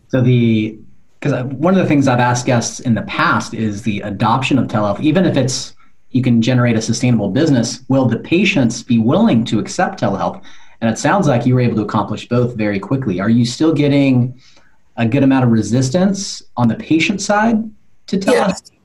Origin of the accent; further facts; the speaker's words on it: California, United States; I grew up in California